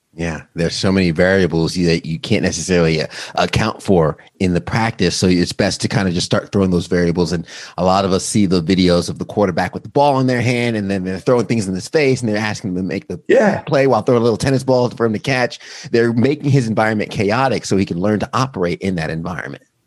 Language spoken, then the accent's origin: English; Long Island, New York, United States; I'm from New York. I grew up in, Long Island.